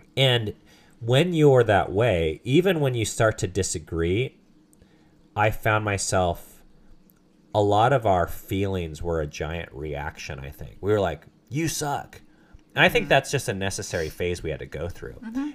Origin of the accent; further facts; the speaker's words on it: Southern California, United States; I grew up in Southern California